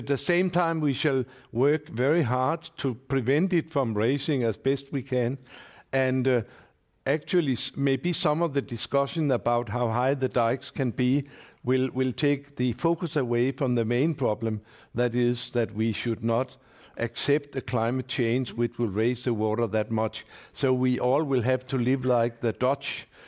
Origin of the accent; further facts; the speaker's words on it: Copenhagen, Capital Region of Denmark, Denmark; I come from Copenhagen